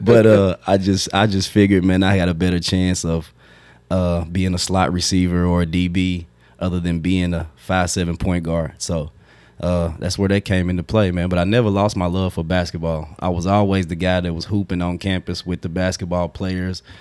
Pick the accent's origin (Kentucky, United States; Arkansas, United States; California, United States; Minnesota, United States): Kentucky, United States; Frankfort; growing up in Frankfort, a small town, everybody knows everybody